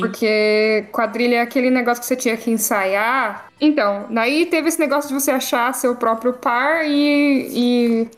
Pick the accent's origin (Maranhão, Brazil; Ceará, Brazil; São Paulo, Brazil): São Paulo, Brazil; Caçapava; eu tô aí no Vale do Paraíba, que é onde eu nasci e fui criada